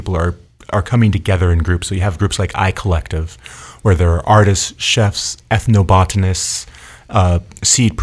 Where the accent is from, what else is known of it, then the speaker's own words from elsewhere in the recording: Pacific Northwest, United States; I come from the Pacific Northwest. I grew up, you know, getting mushrooms out of the woods every year.